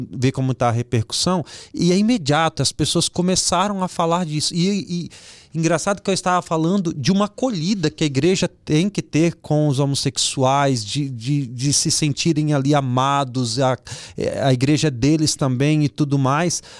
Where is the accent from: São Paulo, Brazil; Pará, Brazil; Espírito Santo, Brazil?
Espírito Santo, Brazil; Vitória; eu estava fazendo um evento lá na minha terra, no Espírito Santo, em Vitória